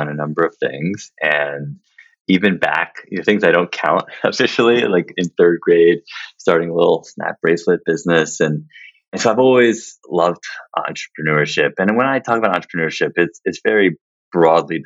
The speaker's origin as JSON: {"language": "English", "town": "New York City", "region": "New York", "country": "United States", "tie": "born or raised there", "said": "I grew up in Manhattan"}